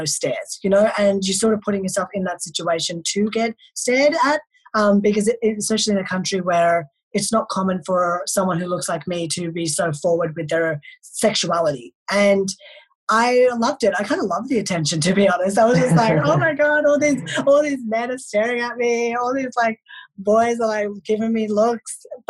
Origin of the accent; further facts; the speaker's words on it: India; born there; Like, obviously I'm Indian, I was born in India, but I am very westernized.